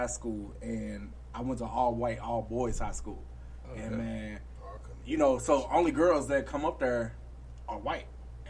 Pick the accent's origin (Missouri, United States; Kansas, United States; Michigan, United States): Missouri, United States; St. Louis; I'm from Margaretta and Newstead.